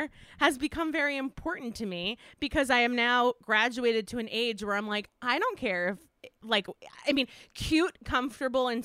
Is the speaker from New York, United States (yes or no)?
yes; Westchester, New York, United States; I was raised and I grew up in Westchester